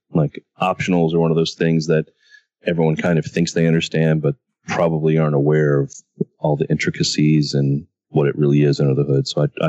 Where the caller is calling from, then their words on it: Atlanta, Georgia, United States; Hello from Atlanta.